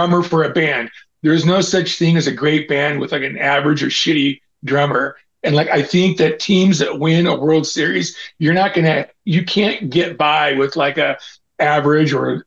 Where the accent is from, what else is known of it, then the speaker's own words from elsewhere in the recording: Auburn, California, United States; also born or lived in San Francisco / Canoga Park / San Diego / Sacramento; I grew up in Auburn. That's till I was like 22